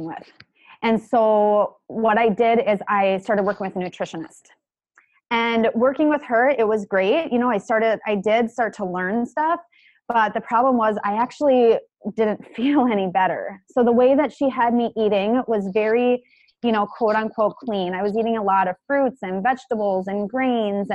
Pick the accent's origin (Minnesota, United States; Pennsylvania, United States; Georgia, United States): Minnesota, United States; about an hour from Minneapolis; my hometown, which is where we live now, up to Minneapolis, which is about an hour from my hometown